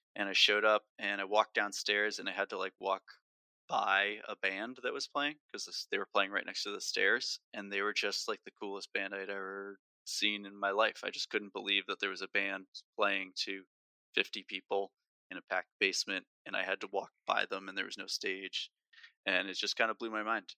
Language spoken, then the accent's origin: English; New Jersey, United States; I grew up in North Jersey